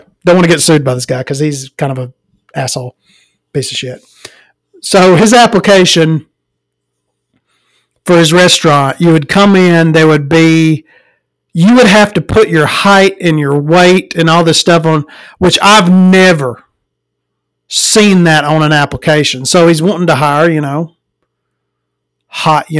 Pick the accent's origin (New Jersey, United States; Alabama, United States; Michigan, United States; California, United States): Alabama, United States; Florence; I'm from the Florence area